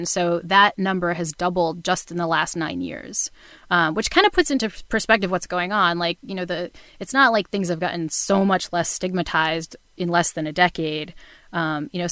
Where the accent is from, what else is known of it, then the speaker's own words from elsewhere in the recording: New Bedford, Massachusetts, United States; I grew up in New Bedford, Massachusetts, which is the town in Moby Dick